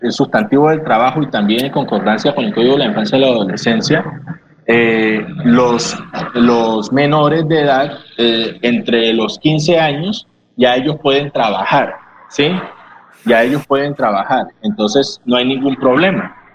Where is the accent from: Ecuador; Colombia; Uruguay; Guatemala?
Colombia; Nosotros somos ciudadanos colombianos este, desde el momento en que nosotros existimos y nacemos en este país